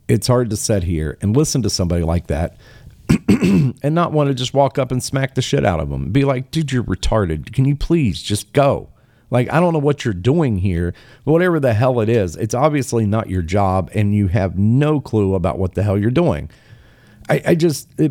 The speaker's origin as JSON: {"language": "English", "region": "Appalachia", "country": "United States", "said": "I'm from this area. I'm from the Appalachian region. I know. I've lived there"}